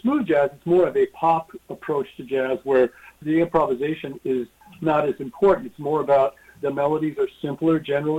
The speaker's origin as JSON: {"language": "English", "town": "Denver", "region": "Colorado", "country": "United States", "tie": "born or raised there", "moved": "as an adult", "lives_now": "New York, United States", "said": "growing up in Denver"}